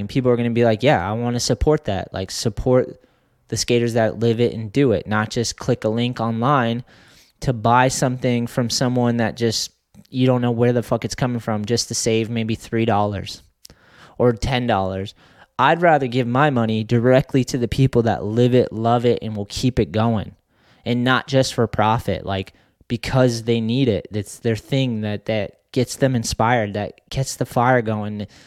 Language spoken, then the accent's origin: English; Boston, Massachusetts, United States; growing up in Boston, seeing those dudes and knowing that we had a skate scene